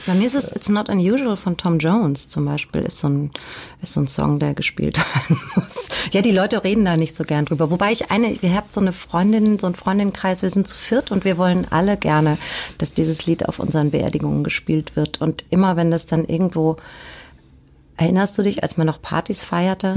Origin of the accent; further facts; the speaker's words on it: Hanau, Hesse, Germany; moved away as an adult; now in Hamburg, Germany; nach Süddeutschland gegangen. Da bin ich dann geboren worden und ähm, aufgewachsen